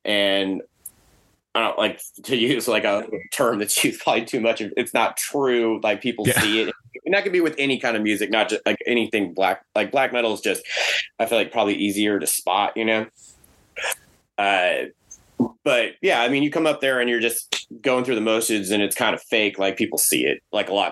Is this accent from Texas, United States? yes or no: yes; Texas, United States; us being from Texas